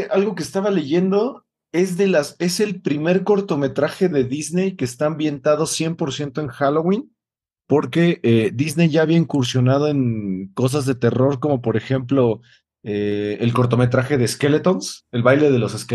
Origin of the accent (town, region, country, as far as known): Mexico